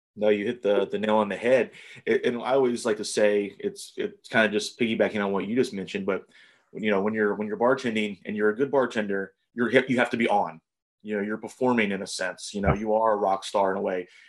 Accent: Ohio, United States; also born or lived in New Jersey / Louisville, Kentucky / Eugene, Oregon; I went to a high school here in Ohio, and I went to college in Ohio

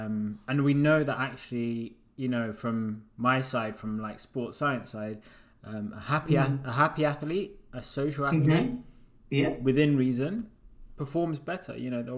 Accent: United Kingdom; also born or lived in Uganda; I was like, wow, I was born there, but I'm from Britain.

